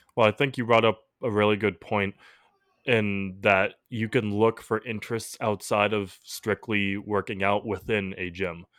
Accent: Massachusetts, United States; we're from the Massachusetts area

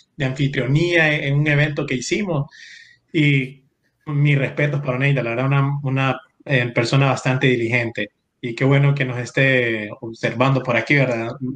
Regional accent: San Pedro Sula, Cortés, Honduras; moved away; yo crecí en San Pedro Sula, en Barrio Medina

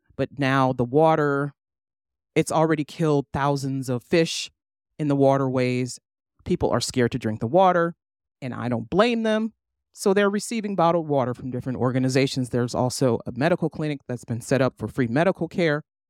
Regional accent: United States; being American or being a U S citizen

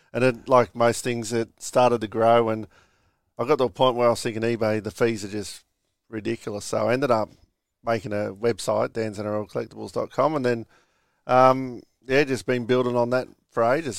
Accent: Moorebank, New South Wales, Australia; I'm from Moorbank. Um, yeah, just a normal childhood

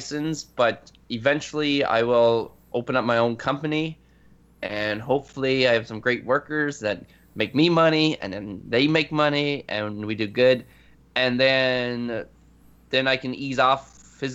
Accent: Canada; I'm Canadian.

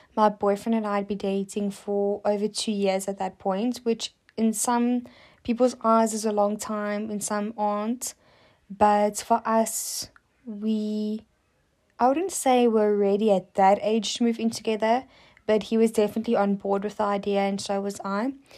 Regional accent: South Africa; as a South African

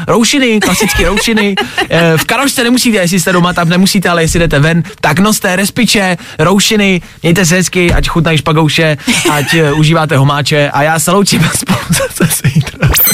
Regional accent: Česká Lípa, Liberec Region, Czechia; U nás v Lipánu

